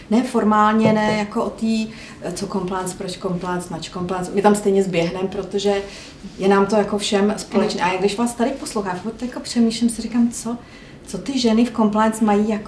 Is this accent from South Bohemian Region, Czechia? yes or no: yes; Jindřichův Hradec, South Bohemian Region, Czechia; a já jsem z Jindřichova Hradce.